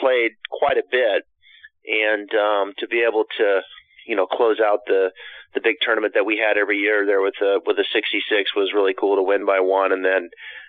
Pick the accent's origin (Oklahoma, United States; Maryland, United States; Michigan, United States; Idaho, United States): Idaho, United States; Pacific Northwest, northern; I spent my time growing up in the Pacific Northwest